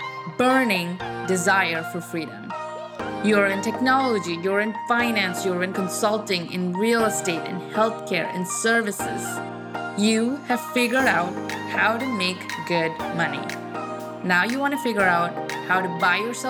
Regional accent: India; I'm from India too

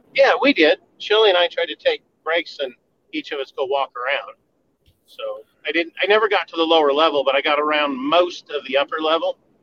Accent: Colorado, United States; I was born and raised in Colorado

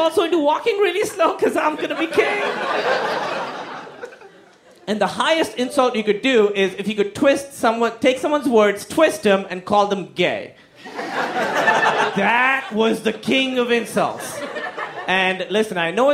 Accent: Pakistan; So I grew up in Pakistan.

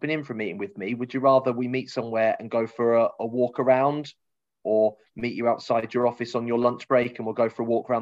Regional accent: Cambridge, East of England, United Kingdom; we're both from Cambridge or around Cambridge originally

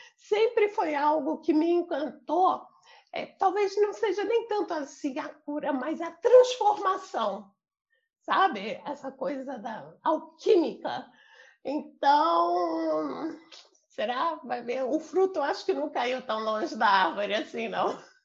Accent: Rio de Janeiro, Brazil; moved away as an adult; also born or lived in São Paulo / Paraná; Eu sou do Rio de Janeiro. Eu nasci aqui no Rio. É, eu morei a maior parte da minha vida aqui

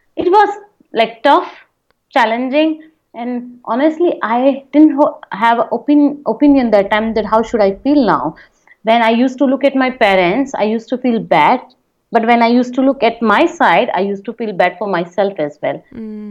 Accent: Jodhpur, Rajasthan, India; I'm from Jodhpur. I born and raised in Jodhpur.

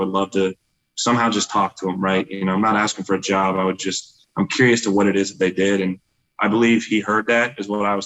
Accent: Overland Park, Kansas, United States; My hometown is Overland Park, Kansas. That's where I grew up, was born and raised

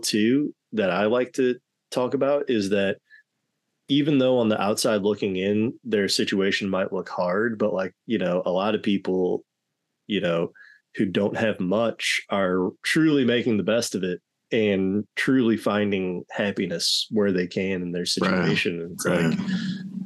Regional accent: Missouri, United States; also born or lived in Michigan / North Carolina; I was born in Michigan, moved to North Carolina as a baby. And then by 3 years old, we planted our roots in Missouri. Mm-hmm. And I've been here ever since, 32 years.

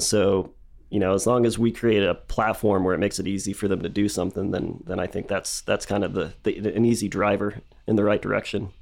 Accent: Dallas, Texas, United States; moved away as an adult; now in Lubbock, United States; I grew up in Dallas

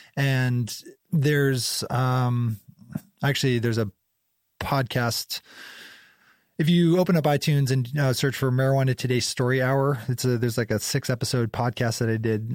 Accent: North Conway, New Hampshire, United States; moved away as an adult; also born or lived in Brownfield, Maine / Fryeburg, Maine / North Carolina / Boulder, Colorado; now in Portland, United States; so I grew up in North Conway, uh, mostly North Conway, 'cause of, by the, like, seventh grade on, like, junior high school on, I was in North Conway. So, you know, mostly in New Hampshire

